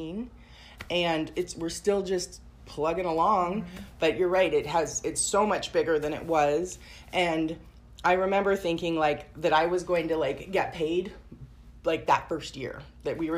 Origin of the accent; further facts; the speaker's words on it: Portland, Oregon, United States; also born or lived in Tigard; I grew up in Portland, but then I moved to the suburbs